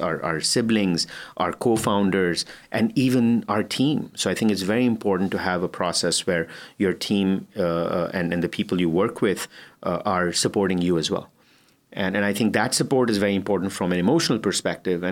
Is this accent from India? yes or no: yes; India; moved away; I'm Indian